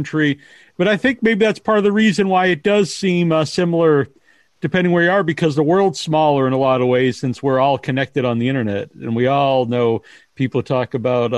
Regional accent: United States; I am actually from the United States

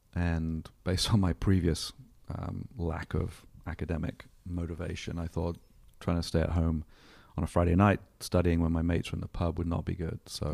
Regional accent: England, United Kingdom; now in Solana Beach, United States; born in England. Um, grew up, uh, in the seventies in the U K

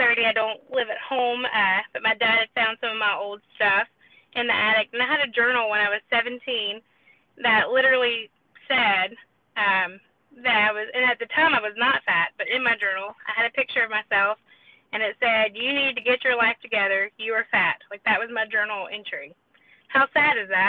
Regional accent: South Carolina, United States; I'm from South Carolina.

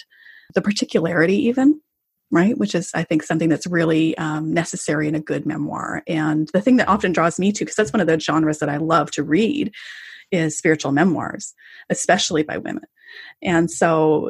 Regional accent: Canada; as a Canadian

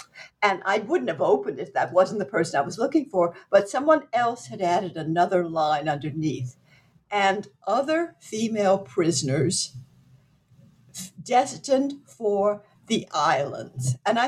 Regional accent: Southwest Louisiana, United States; I grew up in Southwest Louisiana. I grew up in a French family

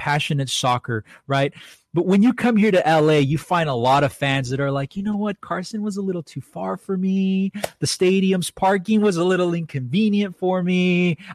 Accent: El Salvador; now in Los Angeles, United States; This is my home country of El Salvador

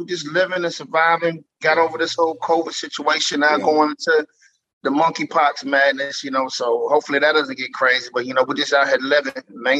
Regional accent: Columbia, South Carolina, United States; I'm from Columbia, South Carolina

